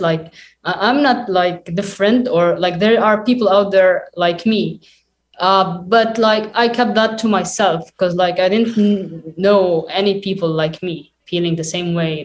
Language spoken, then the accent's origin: English; Lebanon; I was uh, born and raised in Lebanon, also like my parents.